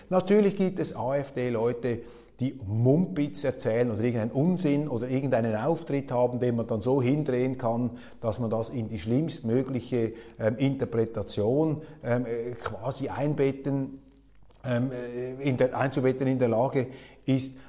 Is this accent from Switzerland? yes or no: yes; Switzerland; als Schweizer